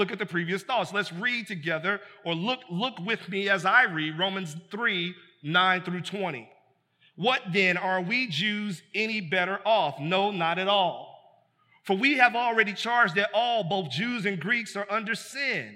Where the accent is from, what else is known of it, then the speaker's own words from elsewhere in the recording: United States; we're American like that.